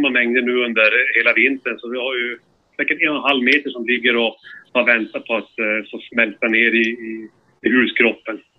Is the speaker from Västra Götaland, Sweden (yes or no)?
no; Luleå, Norrbotten County, Sweden; now in Sundsvall, Sweden; Luleå från början, men nu bor jag i sydligare trakterna i Sundsvall.